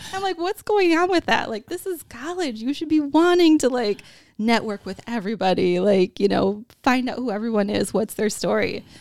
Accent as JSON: {"language": "English", "region": "Wisconsin", "country": "United States", "tie": "born or raised there", "said": "growing up in Wisconsin"}